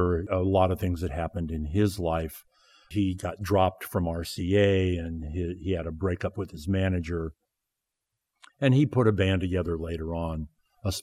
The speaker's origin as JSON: {"language": "English", "region": "Southern California", "country": "United States", "tie": "born or raised there", "also_born_or_lived": "Aspen, Colorado", "moved": "as an adult", "said": "I grew up in Southern California"}